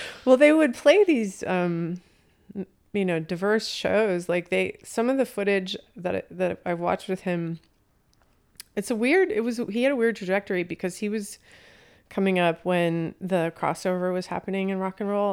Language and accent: English; Las Vegas, Nevada, United States; also born or lived in Los Angeles; I grew up in Las Vegas